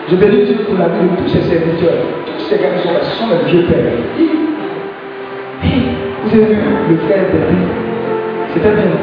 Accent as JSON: {"language": "French", "region": "Abidjan", "country": "Côte d’Ivoire", "said": "je suis de Yopougon."}